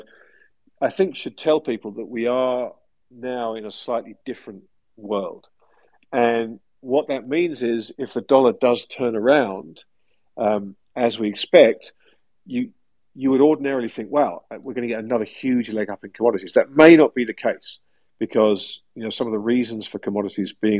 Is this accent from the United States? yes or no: no; England, United Kingdom; growing up in England as I did